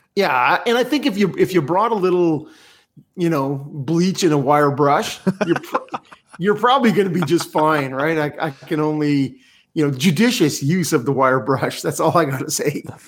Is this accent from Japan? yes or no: no; Canada; as a Canadian